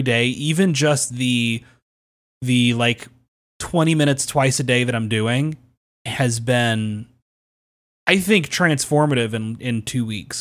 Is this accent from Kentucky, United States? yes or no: yes; Kentucky, United States; I'm from Kentucky.